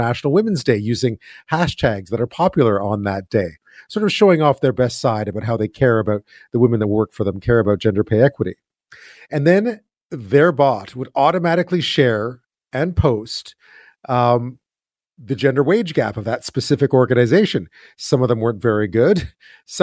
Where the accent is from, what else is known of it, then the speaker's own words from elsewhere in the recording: Montreal, Quebec, Canada; I grew up in Montreal